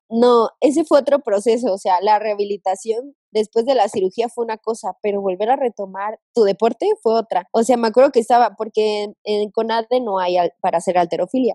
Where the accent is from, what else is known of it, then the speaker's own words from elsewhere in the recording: Veracruz, Mexico; en Veracruz, de donde soy